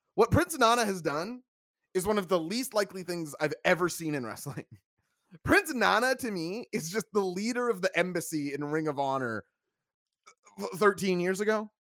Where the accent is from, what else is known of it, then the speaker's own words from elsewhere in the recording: Portugal; my home country of Portugal. You know that I, I come from a lineage of people who love to go and get fresh baked bread